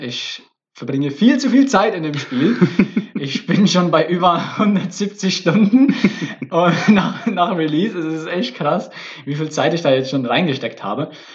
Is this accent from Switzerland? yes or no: yes; Switzerland; now in Berlin, Germany; Ich bin ja Schweizer. Ich bin hier der Schweizer